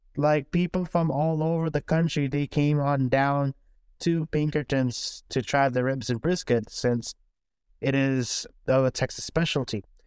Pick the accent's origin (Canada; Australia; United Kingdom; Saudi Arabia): Saudi Arabia; now in Houston, United States; growing up in Saudi Arabia